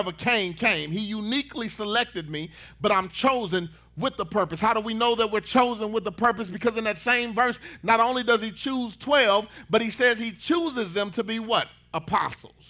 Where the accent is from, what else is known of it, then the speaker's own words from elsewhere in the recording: Dallas, Texas, United States; moved away as an adult; now in Red Oak, United States; I'm from Dallas, Texas